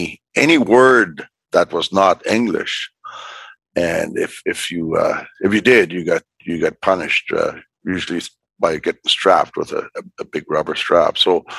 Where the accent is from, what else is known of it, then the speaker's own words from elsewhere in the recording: Fort Providence, Northwest Territories, Canada; I was born in Fort Providence. It's the first community on the Mackenzie River. We call the Mackenzie River Decho, which means big river in the Indigenous language of the area. I was born in a small log cabin